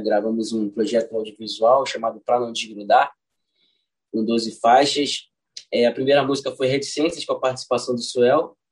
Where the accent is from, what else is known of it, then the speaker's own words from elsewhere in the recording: Rio de Janeiro, Brazil; nascido e criado no bairro do Catete, foi onde é, eu cresci, né? E tô lá até hoje